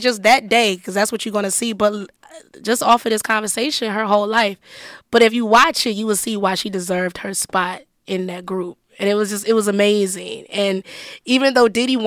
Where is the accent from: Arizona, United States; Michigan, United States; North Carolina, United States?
Michigan, United States; Detroit; I'm from Detroit, and I was still in the D